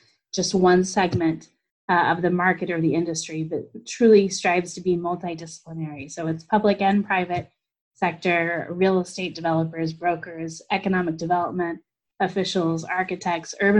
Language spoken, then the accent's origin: English; Kansas City, United States; moved away as an adult; also born or lived in East Coast / Twin Cities; now in Minneapolis–Saint Paul, United States; I grew up in Kansas City, so I'm from the Midwest